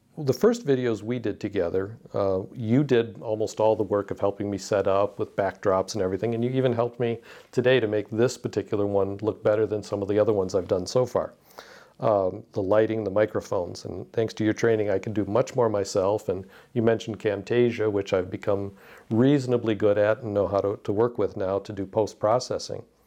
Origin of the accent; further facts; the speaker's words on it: Detroit, Michigan, United States; I grew up in Detroit, uh, with the auto industry